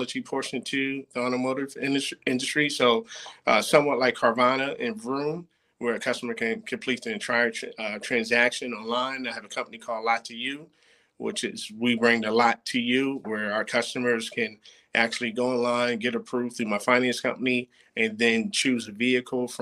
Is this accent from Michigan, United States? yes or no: no; Plainfield, New Jersey, United States; moved away as an adult; also born or lived in Oklahoma; I'm from Plainfield, New Jersey. You know, Plainfield is just about 20 miles outside of New York City. Primarily, you know, black city. I grew up playing sports